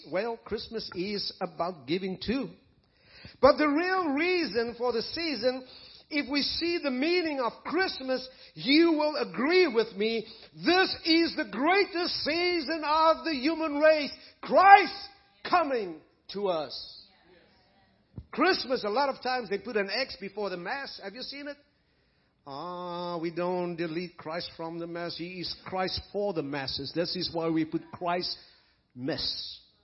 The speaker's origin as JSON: {"language": "English", "country": "South Africa", "tie": "born or raised there", "moved": "as an adult", "said": "I was raised in South Africa"}